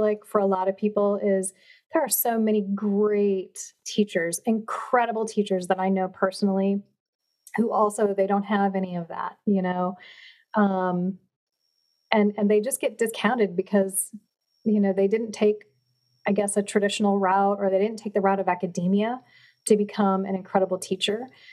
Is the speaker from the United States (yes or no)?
yes; Chippewa Falls, Wisconsin, United States; moved away; I grew up in Chippewa Falls, but we have a family home in Door County